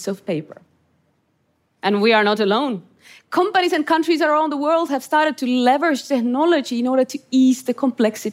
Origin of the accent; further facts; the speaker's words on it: Estonia; I grew up in Estonia under Soviet occupation